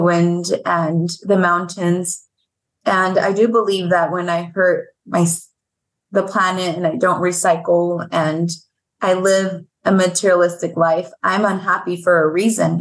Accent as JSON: {"language": "English", "region": "Veracruz", "country": "Mexico", "moved": "yes", "lives_now": "Arizona, United States", "said": "My grandmother is, you know, 100% indigenous woman of Veracruz, which is where I'm from"}